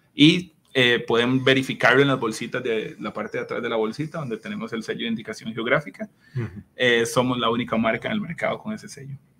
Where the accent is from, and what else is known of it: Costa Rica